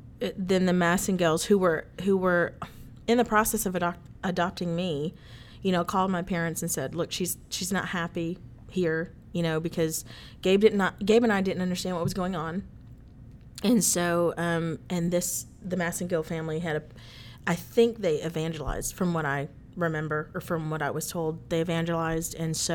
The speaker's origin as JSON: {"language": "English", "town": "Manila", "region": "Metro Manila", "country": "Philippines", "tie": "born there", "said": "So I was born in Manila, Philippines."}